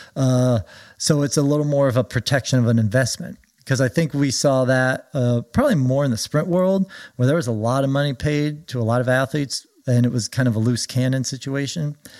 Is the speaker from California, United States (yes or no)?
yes; Orange County, California, United States; moved away as an adult; also born or lived in Oregon / Villanova; I grew up in Orange County